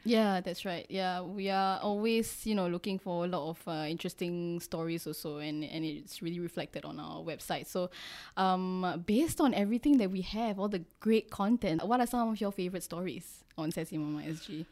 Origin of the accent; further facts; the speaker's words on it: Singapore; I'm Singaporean, bred and born myself